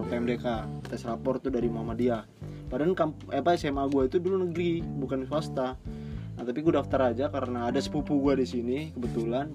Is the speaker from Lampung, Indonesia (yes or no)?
yes; Bandar Lampung, Lampung, Indonesia; moved away as an adult; now in Yogyakarta, Indonesia; di daerah gua ya, di Lampung